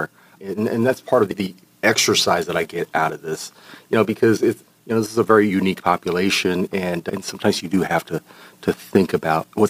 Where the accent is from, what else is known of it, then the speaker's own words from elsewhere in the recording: Los Angeles, California, United States; also born or lived in Taiwan; from an early age, I spent time in Los Angeles